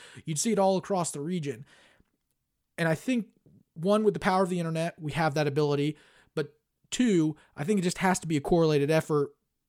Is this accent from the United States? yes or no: yes; New York, United States; I am from New York, but somehow West Virginia has always felt like home.